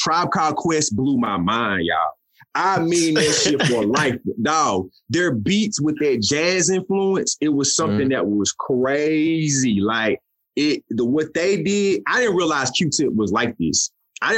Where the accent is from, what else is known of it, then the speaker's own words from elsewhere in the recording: the South, United States; I'm from the South.